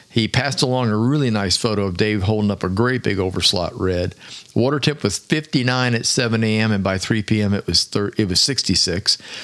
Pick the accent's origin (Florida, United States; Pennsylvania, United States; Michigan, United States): Florida, United States; Clearwater; Way back in the 60s, when I was growing up in Clearwater, Florida